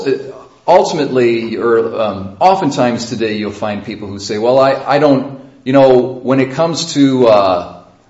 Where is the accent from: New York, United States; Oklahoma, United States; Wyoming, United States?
New York, United States; Sodus; I was born in Sodus Hospital